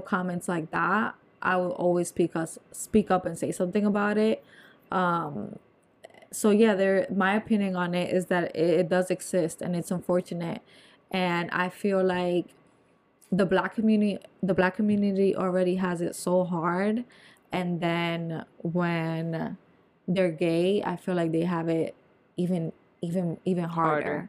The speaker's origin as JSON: {"language": "English", "region": "New Jersey", "country": "United States", "moved": "yes", "said": "I'm from Nor-, North Jersey"}